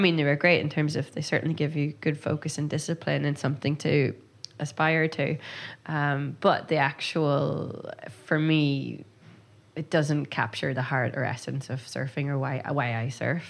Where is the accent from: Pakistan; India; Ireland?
Ireland; Donegal, Ulster; growing up in Donegal